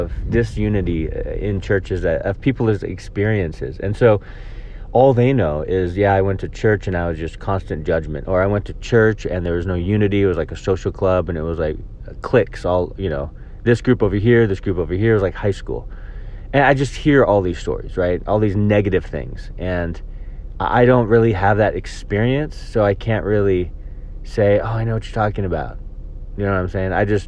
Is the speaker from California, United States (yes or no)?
yes; Folsom, California, United States; Calvary Chapel in Folsom, where I grew up in Northern California